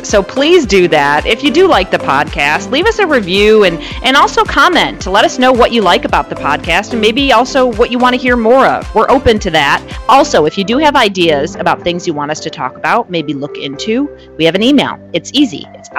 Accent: New Jersey, United States; moved away; also born or lived in Rochester, New York; Yeah, originally from New Jersey, though. My whole extended family's in Point Pleasant, New Jersey

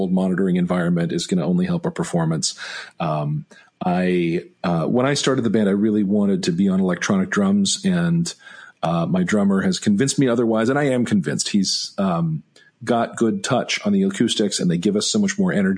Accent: Greensboro, North Carolina, United States; Center City Park in Greensboro here, my hometown

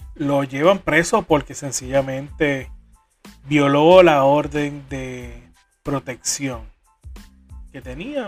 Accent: Corozal, Puerto Rico; Para mi pueblo, Corozal

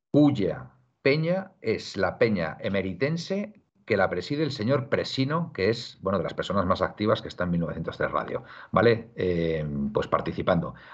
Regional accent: Madrid, Community of Madrid, Spain; now in Tarragona, Spain; Hotel, soy de Carabanchel.

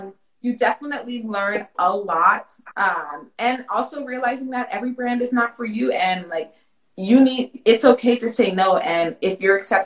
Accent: Jamaica; I'm Jamaican

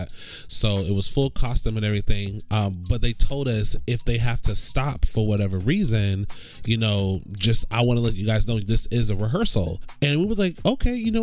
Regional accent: Florida, United States; moved away; also born or lived in Orlando; I'm originally from Florida

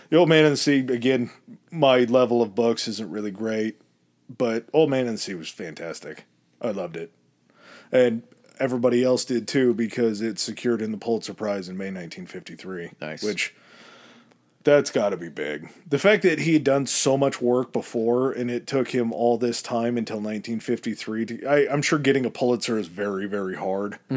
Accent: Chicago, Illinois, United States; I'm from {S1} Chicago, babe. I'm not from France.

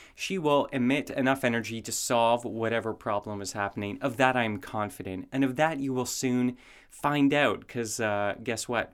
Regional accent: Canada; moved away; also born or lived in United States; I'm from Canada.

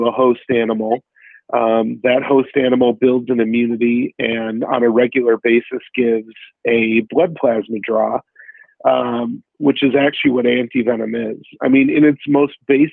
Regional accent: United States; I'm American, only second generation

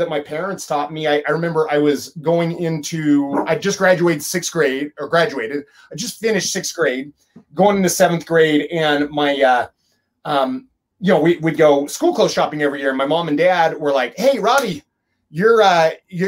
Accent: Emmett, Idaho, United States; moved away as an adult; also born or lived in Utah; I am Idaho native. I was born in Idaho. I grew up in I told everybody I grew up in Boise, Idaho, but because nobody knows where Emmett, Idaho's at.

